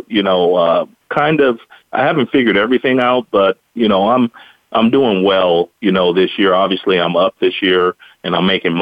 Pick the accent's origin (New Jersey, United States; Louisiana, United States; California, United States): California, United States; Bay Area; I'm from the Bay Area